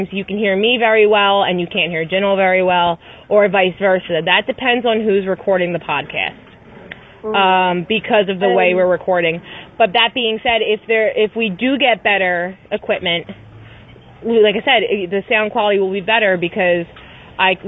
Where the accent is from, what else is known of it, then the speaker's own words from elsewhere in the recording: Philadelphia, Pennsylvania, United States; accent: Philly; my Philly accent only comes out when I'm pissed